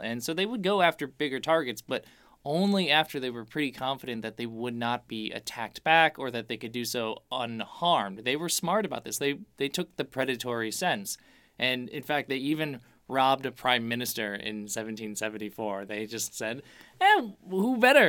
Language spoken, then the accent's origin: English; Chicago, Illinois, United States; we're from Chicago